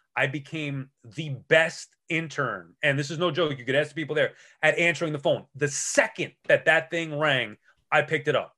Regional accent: Long Island, New York, United States; I'm from Long Island

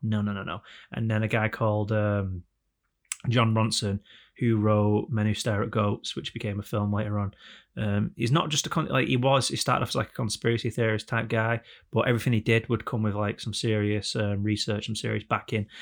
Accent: England, United Kingdom; we're all English

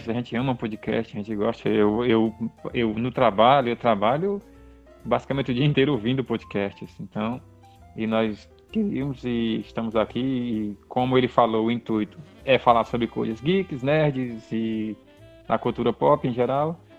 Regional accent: Northeast Region, Brazil; Nós somos do Nordeste

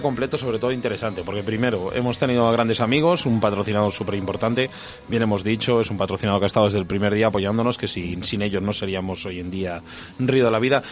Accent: Castile and León, Spain; yo soy de Castilla León

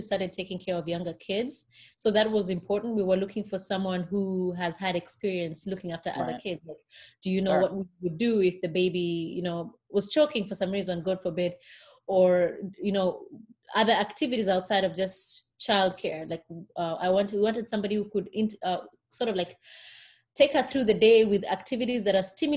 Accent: Kenya; moved away as an adult; also born or lived in Connecticut; now in Fort Worth, United States; I was born and raised in Kenya, surrounded by very many sisters and aunties and cousins

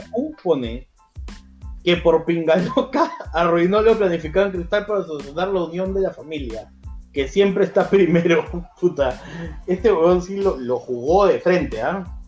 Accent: Peru; yo soy peruano

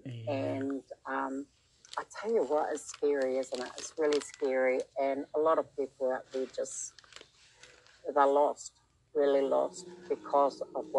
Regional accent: New Zealand; I am from New Zealand. I'm broadcasting from New Zealand.

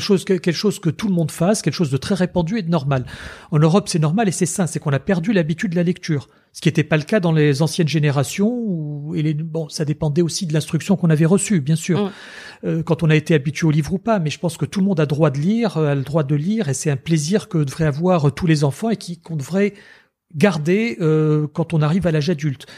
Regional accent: Tunisia; moved away as an adult; also born or lived in France; mère française et père tunisien, et j'ai grandi en Tunisie.

